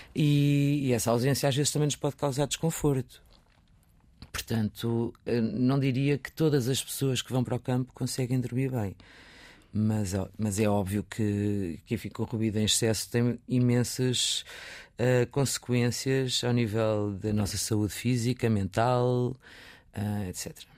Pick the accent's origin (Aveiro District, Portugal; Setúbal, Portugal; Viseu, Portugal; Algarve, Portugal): Viseu, Portugal; moved away; nasci, cresci em Viseu